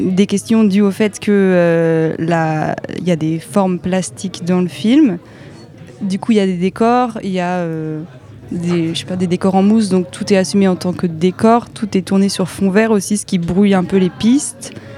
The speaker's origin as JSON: {"language": "French", "region": "Brittany", "country": "France", "tie": "born or raised there", "said": "j'ai grandi en Bretagne"}